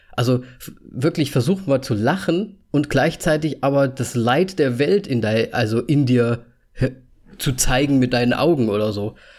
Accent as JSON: {"language": "German", "country": "Austria", "said": "Ich bin Österreicher"}